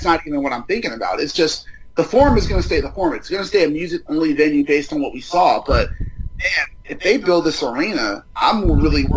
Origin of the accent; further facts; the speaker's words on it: Inglewood, California, United States; also born or lived in San Diego; This is home for me.